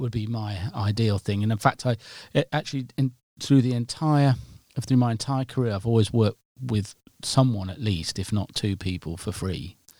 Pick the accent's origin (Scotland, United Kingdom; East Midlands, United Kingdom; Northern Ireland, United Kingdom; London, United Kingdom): East Midlands, United Kingdom; Nottingham; I'm from Nottingham